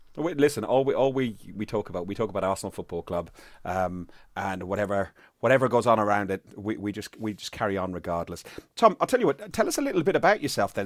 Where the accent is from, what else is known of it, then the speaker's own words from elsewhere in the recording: Ireland; I'm Irish